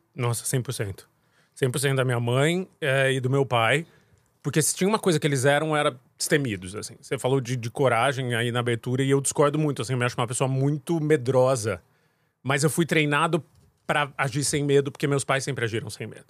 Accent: Jundiaí, São Paulo, Brazil; also born or lived in Angola; Moro no, morei em, cresci em Jundiaí

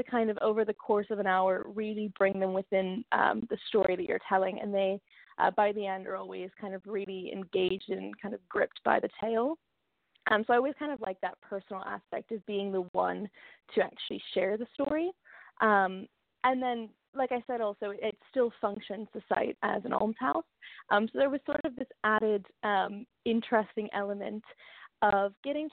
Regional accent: United States; moved away as an adult; also born or lived in London, United Kingdom; I grew up in America, obviously, for the first 18 years, and then I moved to London for university

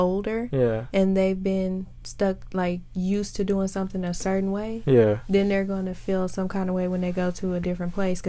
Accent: United States; as an American

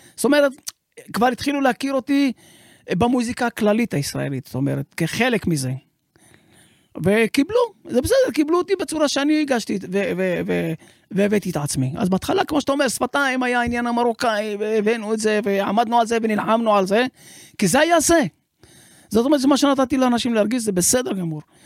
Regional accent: Sderot, Southern District, Israel; אני נולדתי בשדרות

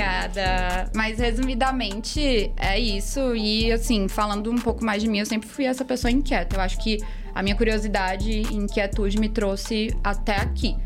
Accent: Fortaleza, Ceará, Brazil; Vim de Fortaleza, Ceará, nascida e criada com muito orgulho.

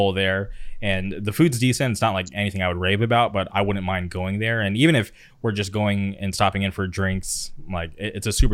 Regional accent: Southern California, United States; growing up in Southern California

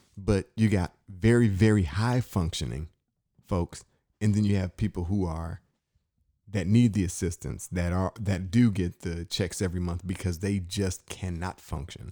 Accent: Inkster, Michigan, United States; I grew up in Inkster, Michigan

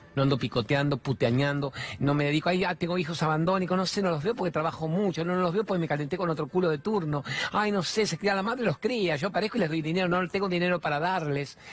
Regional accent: Argentina; soy argentino, trabajo en la televisión

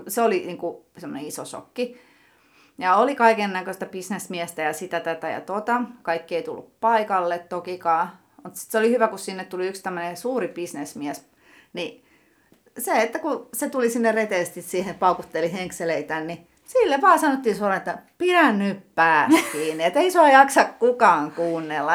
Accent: Tampere, Pirkanmaa, Finland; also born or lived in Lentävänniemi, Tampere; Kolmannella luokalla muutettiin Hervantaan

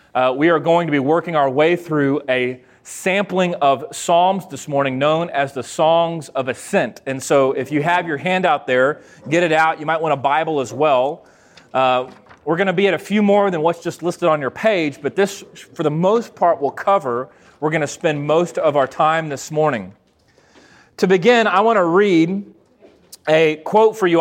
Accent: McGregor, Texas, United States; I grew up in the Lutheran church, very small congregation, 100 people uh, out in McGregor, Texas

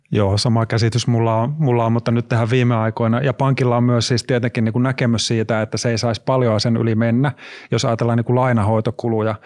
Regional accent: Oulu, North Ostrobothnia, Finland; moved away; mä oon Oulusta itse kotoisin

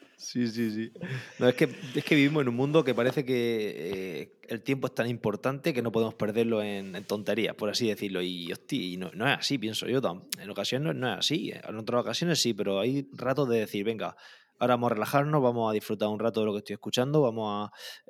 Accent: Calasparra, Region of Murcia, Spain; also born or lived in Granada; now in Caravaca de la Cruz, Spain; soy de soy de Calasparra, de un pueblo del noroeste de Murcia, pero vivo en Caravaca, que está muy cerquita

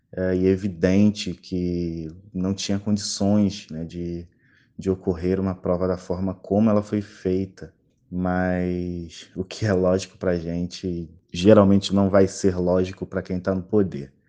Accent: Rio de Janeiro, Brazil; Sou do Rio de Janeiro, sou professor de História

